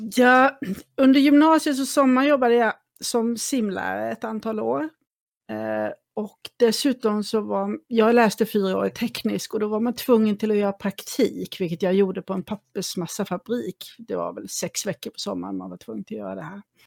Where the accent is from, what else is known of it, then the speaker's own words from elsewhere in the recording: Småland, Sweden; also born or lived in Kalmar; now in Saltsjöbaden, Sweden; Jag kommer ju från Småland ursprungligen och eh, ja. från den lilla orten jag bodde i så var Kalmar min närmaste ort